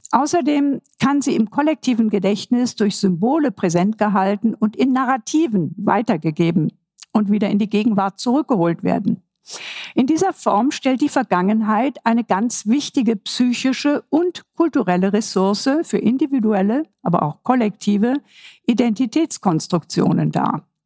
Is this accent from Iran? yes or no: no; Vienna, Austria; Ich verweise hier mal als ein Wiener, als eine Wiener Referenz auf das Denkmal von Dr. Karl Lueger.